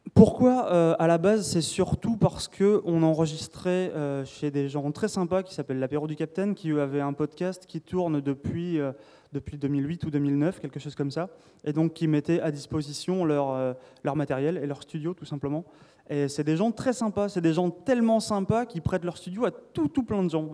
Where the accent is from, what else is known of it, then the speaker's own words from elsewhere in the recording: south of France, France; je viens du sud de la France